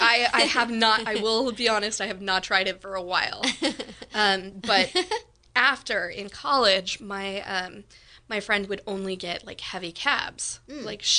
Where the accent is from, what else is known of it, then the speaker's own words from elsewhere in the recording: Windsor, California, United States; No, I mean, I grew up here in Windsor, but at the time, Windsor didn't even have a high school. I was the first graduating class of Windsor.